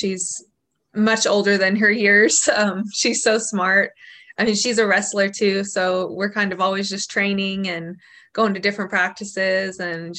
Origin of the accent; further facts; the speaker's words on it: Azle, Texas, United States; also born or lived in Helena, Montana; So I grew up in a small town called Azle, Texas. I was born in Helena, Montana